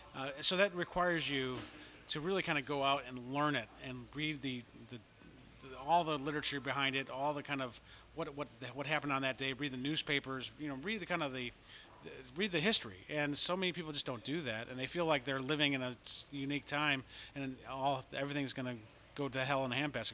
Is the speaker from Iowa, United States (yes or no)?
no; Chicago, Illinois, United States; moved away as an adult; also born or lived in Washington, D.C.; I'm from the South Side of Chicago, and I'm a White Sox fan